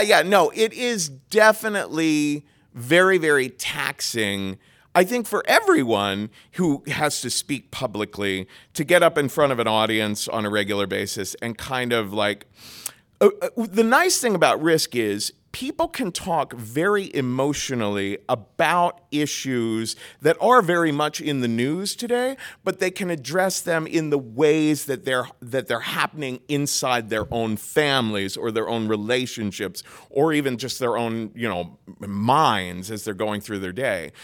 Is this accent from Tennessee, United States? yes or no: no; Cincinnati, Ohio, United States; moved away as an adult; also born or lived in New York; I grew up in Cincinnati, Ohio, and very, very Roman Catholic